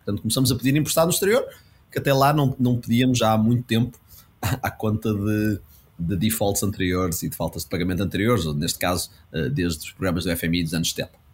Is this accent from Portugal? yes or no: yes; Portugal; como português